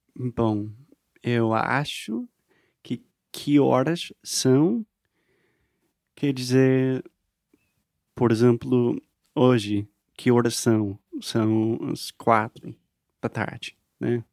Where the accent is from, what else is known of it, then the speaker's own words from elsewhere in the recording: United States; Portuguese is a second language; eu sou americano, aprendendo português sempre, para sempre